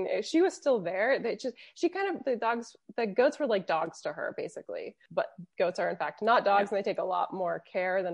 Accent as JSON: {"language": "English", "region": "Florida", "country": "United States", "also_born_or_lived": "London / Interlaken", "moved": "as an adult", "lives_now": "Switzerland", "said": "I'm from Florida. Florida's very, very flat"}